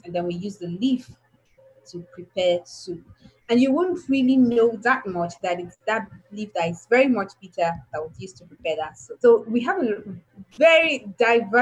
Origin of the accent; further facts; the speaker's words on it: Nigeria; why was I born in Nigeria